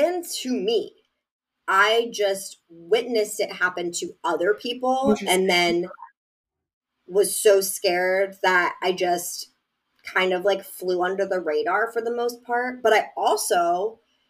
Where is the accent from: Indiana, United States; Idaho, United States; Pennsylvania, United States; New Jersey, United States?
Pennsylvania, United States; moved away as an adult; also born or lived in Massachusetts; I'm from Pennsylvania.